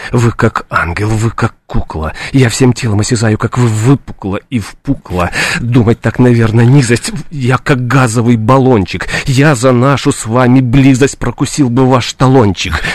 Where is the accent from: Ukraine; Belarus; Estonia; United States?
Ukraine; Odesa, Odesa Oblast; moved away as an adult; also born or lived in Kyiv; now in Moscow, Russia; После Киева, после театрального института я вернулся и работал в Одессе